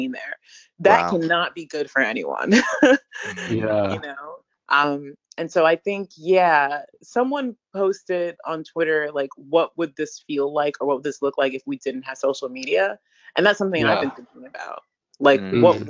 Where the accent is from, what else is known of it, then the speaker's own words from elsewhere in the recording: Jamaica; I'm Jamaican